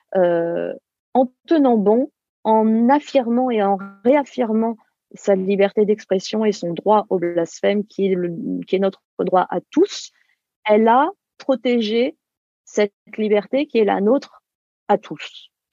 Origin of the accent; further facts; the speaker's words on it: France; en tant que, Française, et, je pense nous tous, en tant que Français